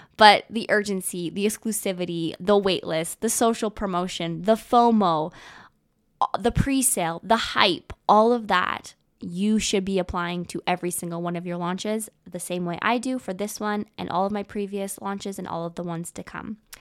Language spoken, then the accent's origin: English; Canada; also born or lived in Vancouver; I am a Canadian girl. I live in Canada